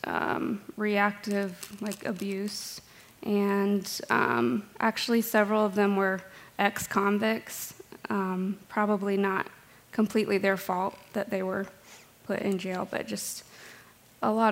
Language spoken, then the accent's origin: English; Roanoke, Virginia, United States; I grew up in Roanoke